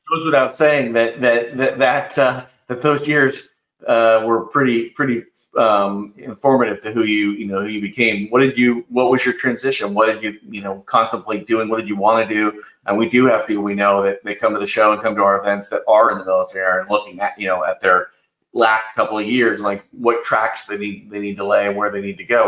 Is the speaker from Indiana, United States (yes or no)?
yes; Indiana, United States; I grew up in Indiana, so we're you know neighbors, so to speak, in the Midwest